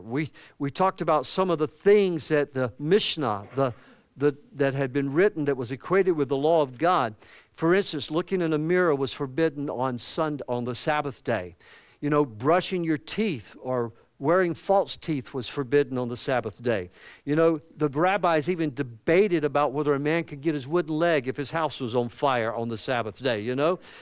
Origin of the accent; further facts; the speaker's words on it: the South, United States; accent: Southern; as a Southerner